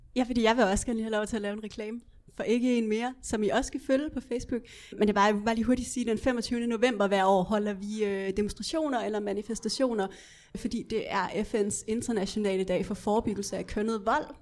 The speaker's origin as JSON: {"language": "Danish", "area": "West Jutland", "region": "Central Denmark Region", "country": "Denmark", "said": "Jeg er også fra Vestjylland"}